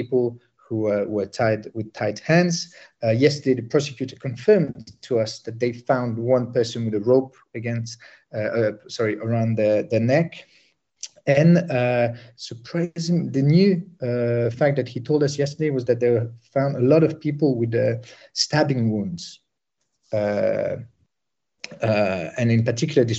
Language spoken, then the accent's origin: English; Sarajevo, Bosnia & Herzegovina; moved away; I'm originally from Bosnia. I'm from Sarajevo